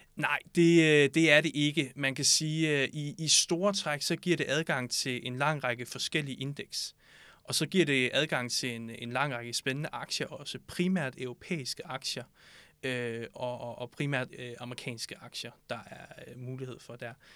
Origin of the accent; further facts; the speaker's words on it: Southern Jutland, Southern Denmark, Denmark; moved away as an adult; now in Copenhagen, Denmark; så er jeg født og opvokset i Sønderjylland